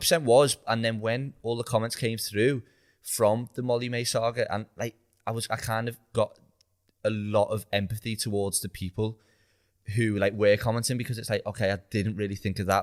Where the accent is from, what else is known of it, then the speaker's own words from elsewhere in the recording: Liverpool, North West England, United Kingdom; I was like, "Oh, Liverpool."